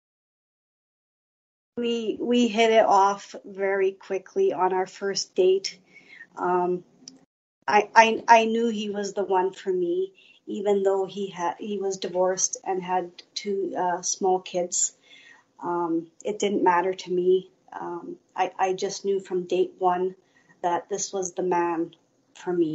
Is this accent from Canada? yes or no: yes; Winnipeg, Manitoba, Canada; also born or lived in Steinbach, Manitoba; I was about 9, we moved to Winnipeg